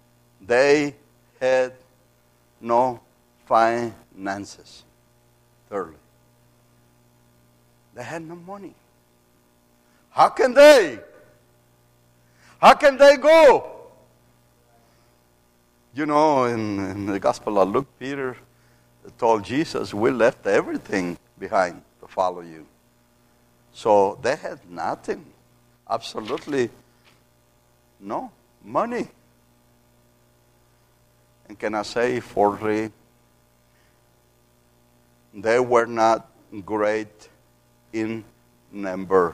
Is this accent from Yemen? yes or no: no; Matamoros, Tamaulipas, Mexico; English is a second language; I grew up in Mexico